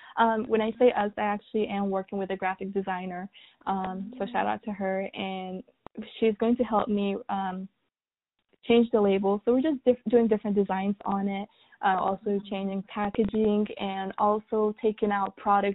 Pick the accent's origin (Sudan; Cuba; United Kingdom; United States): Sudan; And I was raised in Sudan. I was raised with more natural ingredients and products.